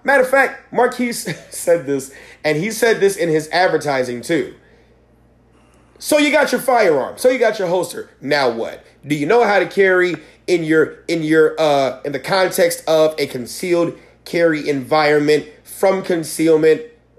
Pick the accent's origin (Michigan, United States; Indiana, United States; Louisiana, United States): Michigan, United States; Yeah, no, we're from